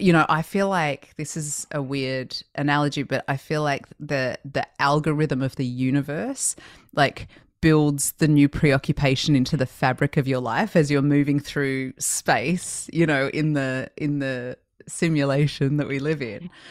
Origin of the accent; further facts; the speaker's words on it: Australia; now in United States; growing up in Australia